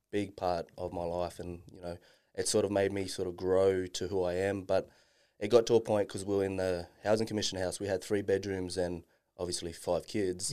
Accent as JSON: {"language": "English", "town": "Darwin", "region": "Northern Territory", "country": "Australia", "tie": "born or raised there", "said": "growing up in Darwin"}